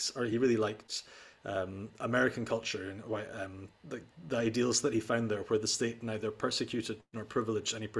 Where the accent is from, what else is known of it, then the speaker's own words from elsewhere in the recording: Scotland, United Kingdom; moved away as an adult; also born or lived in Netherlands; I came from Scotland, which has this establishment tradition